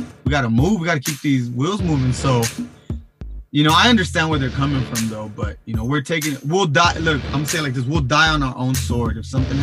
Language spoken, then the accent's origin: English; Long Beach, California, United States; I'm from Long Beach, California